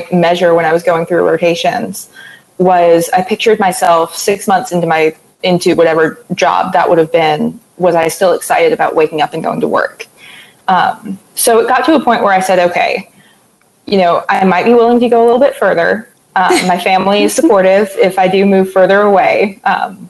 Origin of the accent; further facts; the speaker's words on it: North Carolina, United States; moved away as an adult; now in Knoxville, United States; I'm originally from North Carolina, so I was interested in moving back home